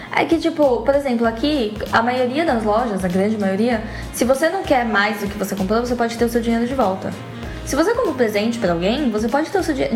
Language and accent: Portuguese; Brazil; moved away; como brasileiro